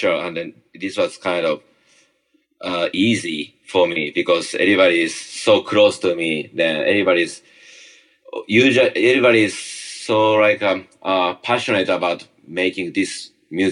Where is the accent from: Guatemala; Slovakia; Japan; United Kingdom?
Japan; Tokyo; English is a second language; moved away as an adult; also born or lived in small island in Japan; now in New York City, United States; I was originally from Tokyo, it's a kind of big kind of city.